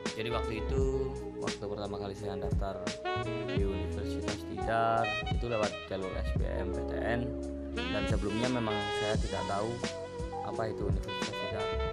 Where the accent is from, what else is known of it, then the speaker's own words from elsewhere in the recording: Pemalang, Central Java, Indonesia; moved away as an adult; now in Magelang, Indonesia; saya lahir di Pemalang, tapi sekarang ngekos di Magelang